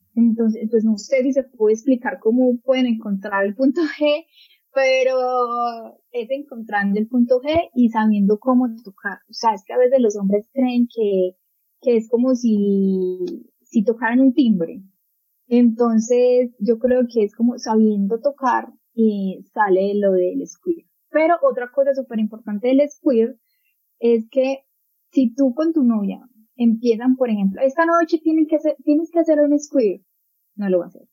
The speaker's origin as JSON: {"language": "Spanish", "country": "Colombia", "said": "aquí en mi país, Colombia"}